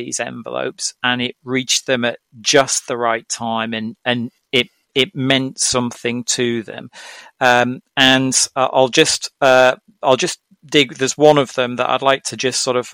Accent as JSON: {"language": "English", "town": "Norwich", "region": "East of England", "country": "United Kingdom", "tie": "born or raised there", "said": "my hometown city, which is Norwich in the UK"}